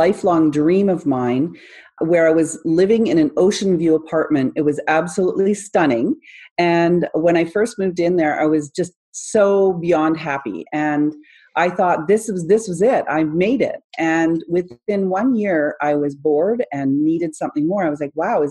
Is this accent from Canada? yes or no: yes; Canada; I'm from Canada, where it's supposed to be one of the safest places in the world